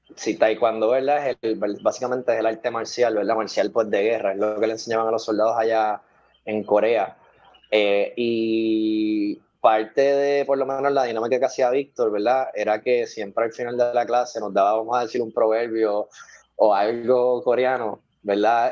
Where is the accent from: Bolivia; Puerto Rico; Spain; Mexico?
Puerto Rico; Carolina; Yo soy de Carolina